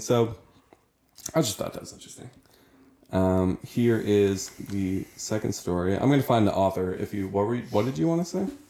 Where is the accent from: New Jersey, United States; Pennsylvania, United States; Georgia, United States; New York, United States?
New Jersey, United States; I was born in New Jersey